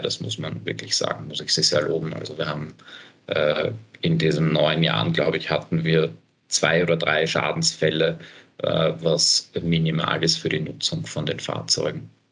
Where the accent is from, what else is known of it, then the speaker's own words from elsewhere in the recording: Bad Vöslau, Lower Austria, Austria; now in Vienna, Austria; ich komme aus dem Süden von Wien, meine Eltern wohnen noch immer äh, in Bad Fürslau